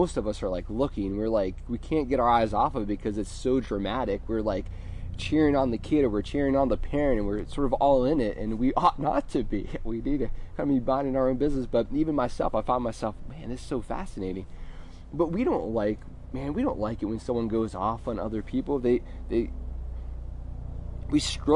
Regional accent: United States; we as American Christians are so focused on what we're going to wear to church on Easter

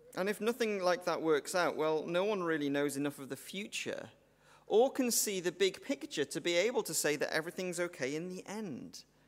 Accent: Welsh, Wales, United Kingdom; I'm Welsh

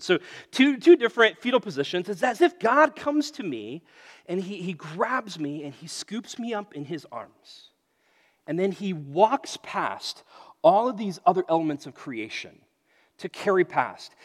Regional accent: United States; being an American

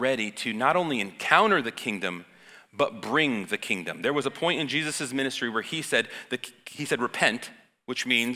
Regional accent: United States; I'm American

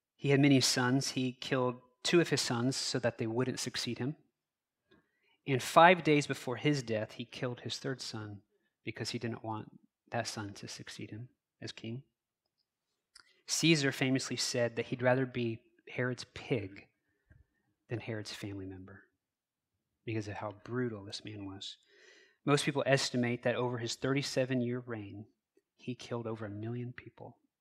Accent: United States; I was born on Thursday morning, November third, nineteen eighty-three, at eight forty-nine A M, Wichita General Hospital

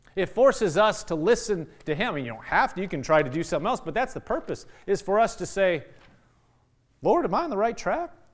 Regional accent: Nebraska, United States; I'm from Nebraska

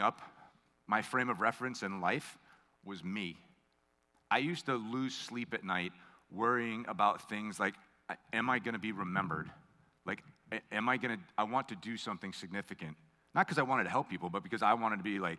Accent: United States; I grew up on Long Island Sound

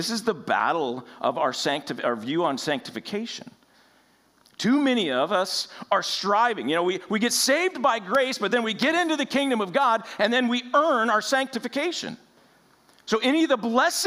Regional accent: United States; We as American Christians

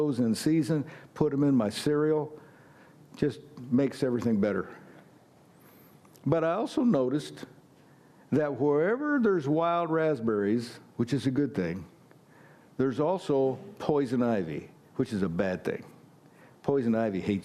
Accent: United States; I'm an American

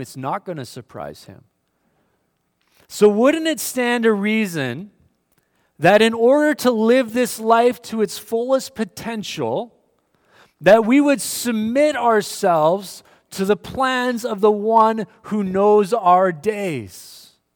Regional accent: Winnipeg, Manitoba, Canada; moved away; Winnipeg, I grew up in Winnipeg, Manitoba

